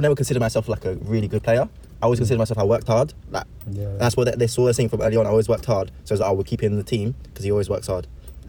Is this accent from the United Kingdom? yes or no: yes; England, United Kingdom; English is a second language; also born or lived in Brazil; Yeah, I was born in Brazil, but I moved here since I was young. So half English, half Brazilian, I'd say.